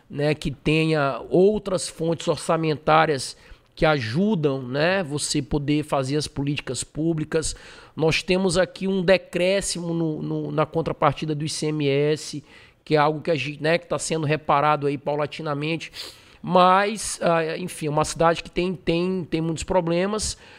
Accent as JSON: {"language": "Portuguese", "town": "Marabá", "region": "Pará", "country": "Brazil", "tie": "born or raised there", "said": "Eu nasci em Marabá, me criei lá"}